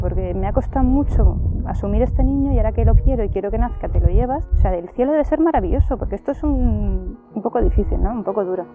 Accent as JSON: {"language": "Spanish", "town": "Valencia", "region": "Valencian Community", "country": "Spain", "said": "soy de Valencia, tengo 42 años"}